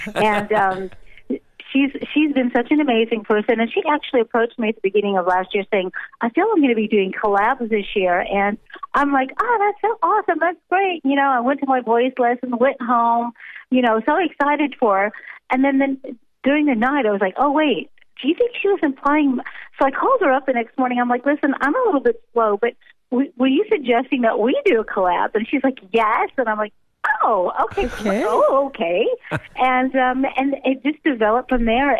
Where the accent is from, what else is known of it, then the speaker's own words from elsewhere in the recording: United States; moved away as an adult; now in South Africa; I'm an American that's been transplanted and been living in South Africa for pretty much most of my married life